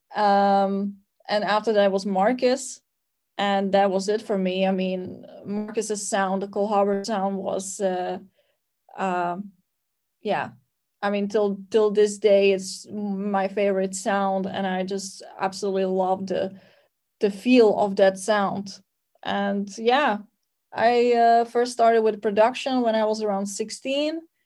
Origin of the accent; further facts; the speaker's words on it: Slovakia; I'm from Slovakia